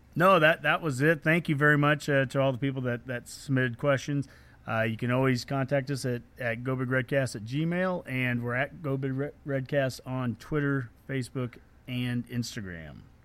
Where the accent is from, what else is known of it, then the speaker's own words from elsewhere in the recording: Columbus, Nebraska, United States; you and I grew up in Columbus